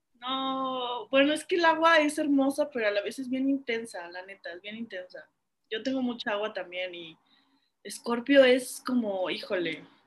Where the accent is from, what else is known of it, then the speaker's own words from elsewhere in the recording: Cuernavaca, Morelos, Mexico; yo crecí en Cuernavaca